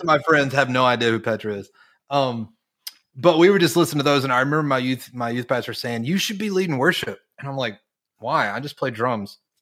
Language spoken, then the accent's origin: English; Charlotte, North Carolina, United States; moved away; I grew up in North Carolina. I grew up in North Carolina, representing my Panthers today.